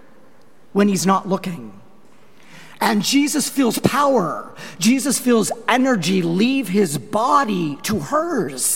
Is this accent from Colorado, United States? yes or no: yes; Longmont, Colorado, United States; moved away; I was in my hometown of Longmont, Colorado